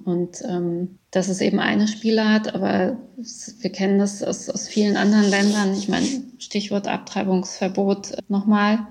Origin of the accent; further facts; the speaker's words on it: Germany; moved away as an adult; also born or lived in Iran; now in Graz, Austria; in Deutschland, also ich bin damit groß geworden